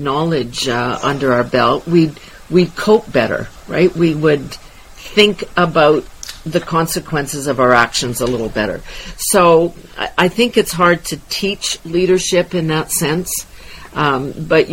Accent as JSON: {"language": "English", "town": "Wadena", "region": "Saskatchewan", "country": "Canada", "tie": "born or raised there", "said": "born and raised in Wadena, Saskatchewan"}